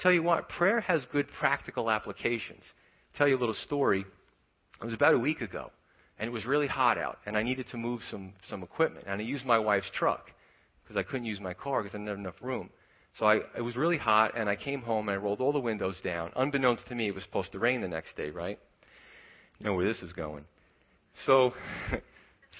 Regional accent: New York, United States; I grew up in New York

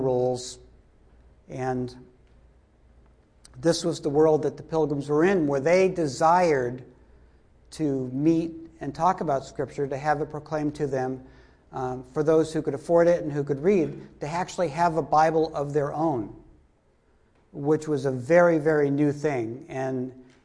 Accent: Duxbury, Massachusetts, United States; also born or lived in Hanson, Massachusetts; now in New Jersey, United States; I come from southeastern Massachusetts. I grew up first in Hanson, which wasn't far away from Plymouth at all, maybe half hour. And then I grew up in Duxbury

